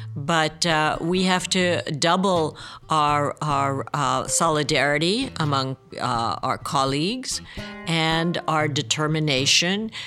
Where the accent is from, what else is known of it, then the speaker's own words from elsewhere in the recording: Budapest, Hungary; I grew up in Budapest